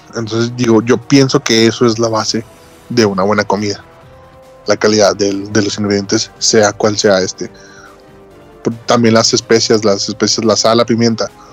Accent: Ciudad Juárez, Chihuahua, Mexico; moved away; Yo soy norteño. Del, de exactamente la punta. No hay una ciudad más arriba de Juárez.

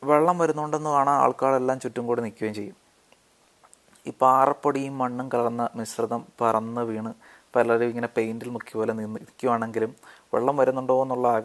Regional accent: Alunthara, Kerala, India; ആലുന്തറ എന്നൊരു കൊച്ചു ഗ്രാമത്തിലാണ് ഞാൻ ജനിച്ചു വളർന്നത്

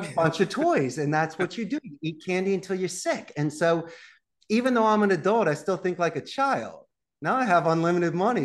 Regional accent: Philadelphia, Pennsylvania, United States; moved away as an adult; also born or lived in Abington, Pennsylvania; now in Costa Rica; I'm also from Northeast Philadelphia

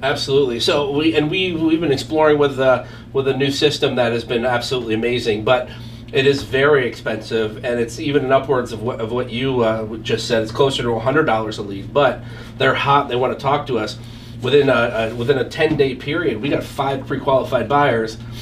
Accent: Allentown, Pennsylvania, United States; here in Allentown, Pennsylvania, right here in my hometown

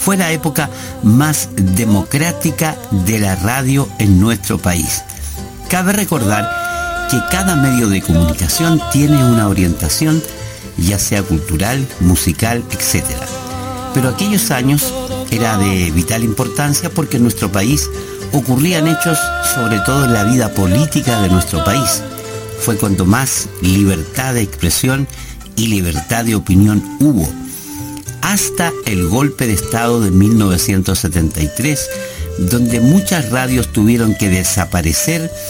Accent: Chile

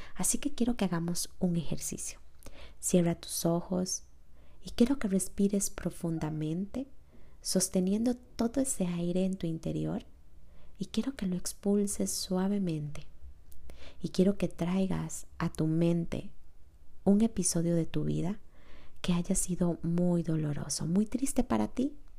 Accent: Costa Rica; Yo soy de Costa Rica, catalogado como uno de los países más felices del mundo

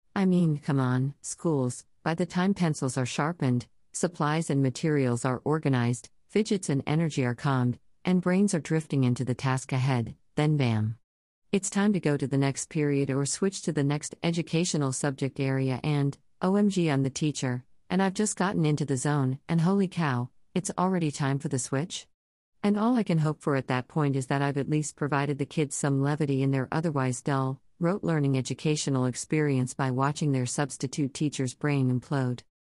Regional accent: Florida, United States; I was living in increasingly conservative, intolerant Florida

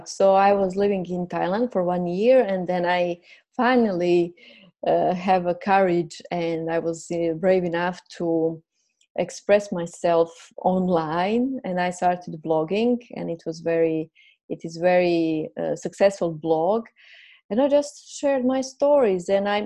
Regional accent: Croatia; first language Croatian; English is a second language; I will express myself in Croatian language, my mother language, and later on I will see. And then, okay, I felt I'm ready. Let's do it. I will do it in English language. I'm aware my English language is not perfect

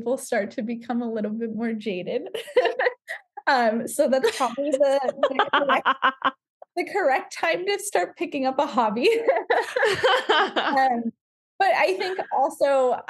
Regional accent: Southern California, United States; Growing up in Southern California

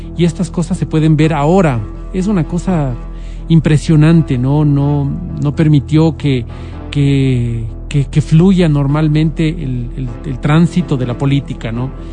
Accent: Quito, Pichincha, Ecuador; como quiteños

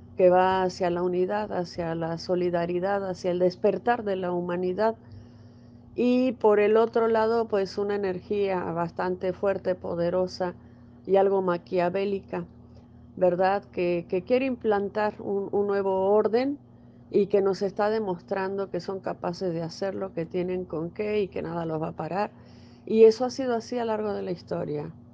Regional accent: Mexico; donde yo vivo en mi país, en, México

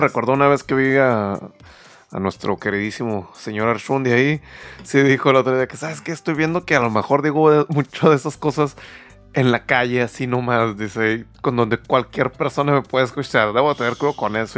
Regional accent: northern Mexico, Mexico; soy demasiado norteño

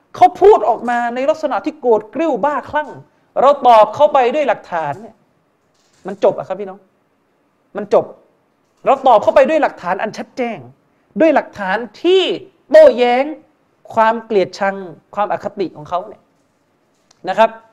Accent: Yala, Thailand; ผมผมเองก็เป็นคนยะลา

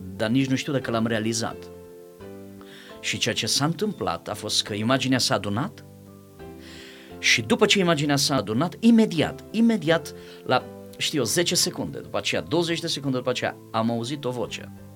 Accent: Timișoara, Timiș County, Romania; eu sunt de la Timișoara

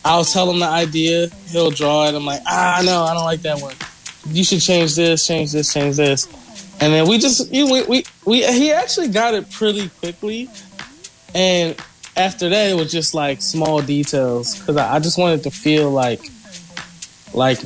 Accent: United States; me being from America and I'm speaking English

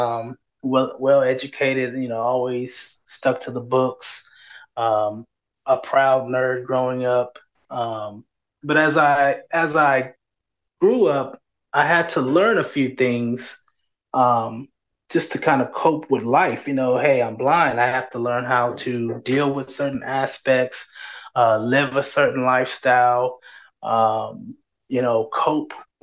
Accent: San Antonio, Texas, United States; I was born and raised in San Antonio.

